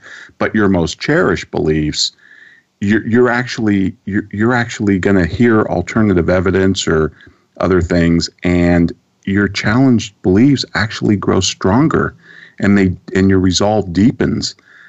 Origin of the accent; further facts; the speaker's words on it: Santa Rosa, California, United States; when I grew up in my hometown, Santa Rosa, California